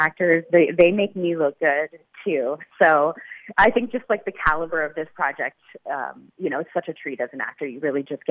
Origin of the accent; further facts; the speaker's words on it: Ormstown, Quebec, Canada; I grew up about an hour south of Montreal in a little town called Ormstown, Quebec